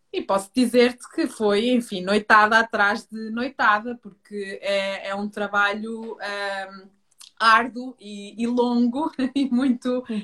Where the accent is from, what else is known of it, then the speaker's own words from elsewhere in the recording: Minho, Norte, Portugal; moved away; eu sou minhota, sou de FAF, Uh, mas tive uma infância no campo